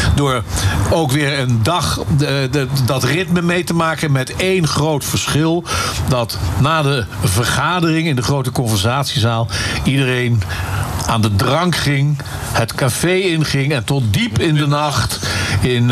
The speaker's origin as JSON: {"language": "Dutch", "area": "Klein Warnsborn", "region": "Gelderland", "country": "Netherlands", "tie": "born or raised there", "said": "Klein Warnsborn het huis waar ik geboren ben"}